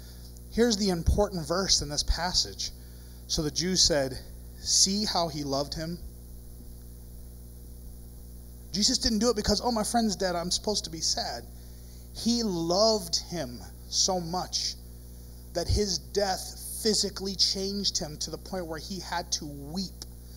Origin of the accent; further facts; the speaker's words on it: Ireland; Now, I'm Irish. We got a lot of weird traditions.